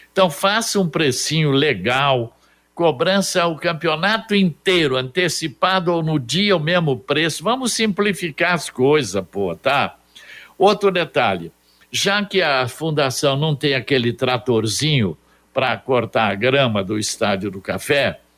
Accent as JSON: {"language": "Portuguese", "town": "Londrina", "region": "Paraná", "country": "Brazil", "said": "Londrina não tem essa mínima estrutura para fazer o corte de grama do estádio. Eu estou envergonhado como londrinense."}